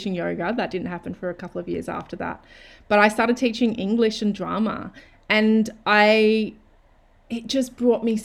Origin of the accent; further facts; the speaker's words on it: Australia; moved away as an adult; wanting to move back to Australia and my hometown